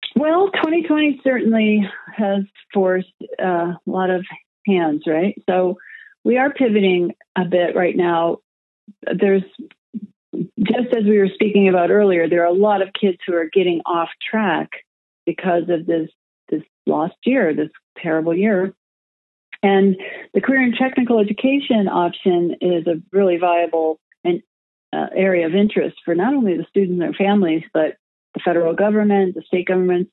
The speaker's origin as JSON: {"language": "English", "town": "Madison", "region": "Wisconsin", "country": "United States", "tie": "born or raised there", "moved": "as an adult", "lives_now": "Minneapolis–St. Paul, United States", "said": "I was raised in Wisconsin, the Madison area, Madison, Wisconsin area, and moved to the Twin Cities about 20 years ago."}